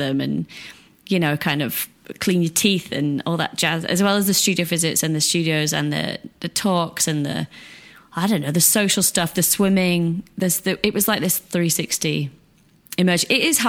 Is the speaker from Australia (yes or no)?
no; England, United Kingdom; because, yeah, I was from England, so it was far away. It was different time zone.